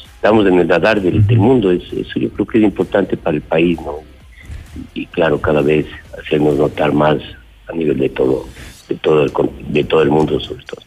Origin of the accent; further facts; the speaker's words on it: Ecuador; como ecuatorianos